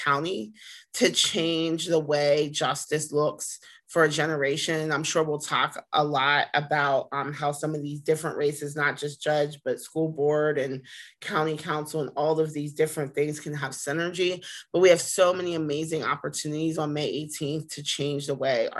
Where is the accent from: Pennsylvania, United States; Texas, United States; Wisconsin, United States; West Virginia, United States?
Pennsylvania, United States; Pittsburgh; also born or lived in Washington, D.C.; I'm from Pittsburgh, born and raised from on the east side